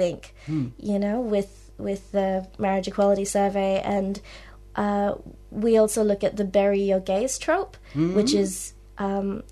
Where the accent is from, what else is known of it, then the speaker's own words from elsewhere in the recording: Singapore; moved away as an adult; now in Melbourne, Australia; I was born and raised in Singapore.